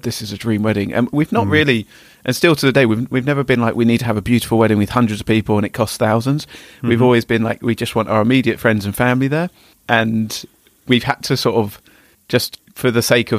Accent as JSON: {"language": "English", "town": "Potters Bar", "region": "East of England", "country": "United Kingdom", "tie": "born or raised there", "lives_now": "Hitchin, United Kingdom", "said": "I've always been born and bred in Hertfordshire, originally from Potters Bar, moved up the A1 to Hitchin."}